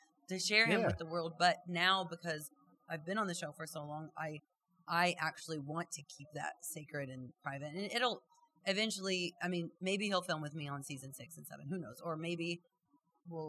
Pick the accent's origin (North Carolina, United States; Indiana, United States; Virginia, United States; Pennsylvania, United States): Indiana, United States; moved away as an adult; now in Los Angeles, United States; I'm from Indiana. In Indiana, you see it. And I've lived in L.A. for 20 years